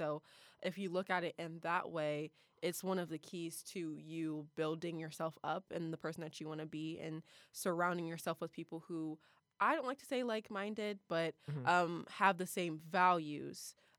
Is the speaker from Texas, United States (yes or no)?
no; Columbus, Ohio, United States; I'm from the best city in Ohio, the 614.